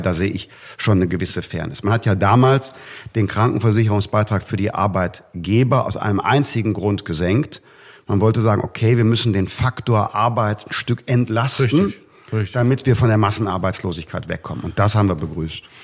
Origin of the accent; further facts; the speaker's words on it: North Rhine-Westphalia, Germany; In meinem Heimatland Nordrhein-Westfalen